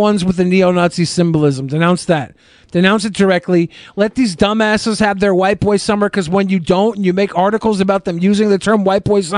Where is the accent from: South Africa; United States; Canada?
United States; Our culture in America is consumers all the way